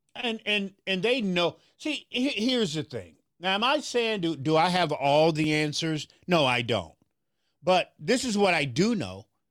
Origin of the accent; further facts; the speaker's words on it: Memphis, Tennessee, United States; now in Minneapolis, United States; I'm from Memphis, Tennessee